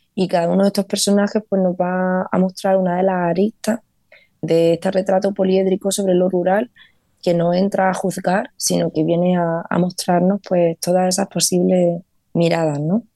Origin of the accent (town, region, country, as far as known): Vega de Granada, Andalusia, Spain; born or raised there; now in Los Angeles, United States